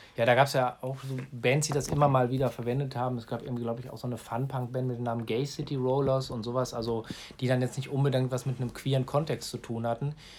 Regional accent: Gladbeck, North Rhine-Westphalia, Germany; in meiner Heimatstadt Gladbeck

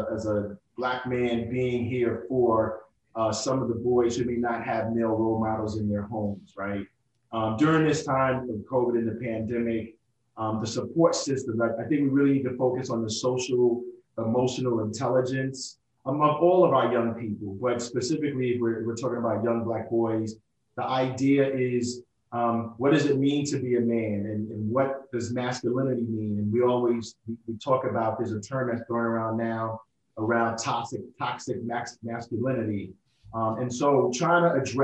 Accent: New York City, New York, United States; also born or lived in Italy; I'm from Brooklyn, New York

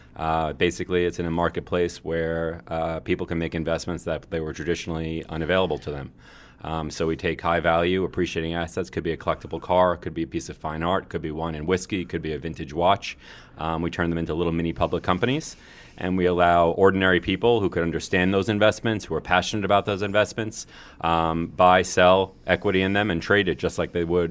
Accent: Brooklyn, New York, United States

